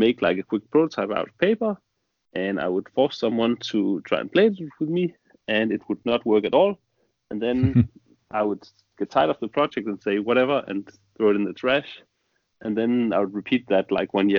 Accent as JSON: {"language": "English", "country": "Denmark", "said": "I'm from Denmark."}